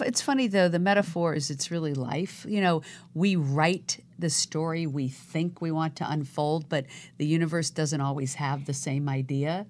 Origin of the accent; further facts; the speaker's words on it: right outside DC, Virginia, United States; now in Los Angeles, United States; I was born right outside D C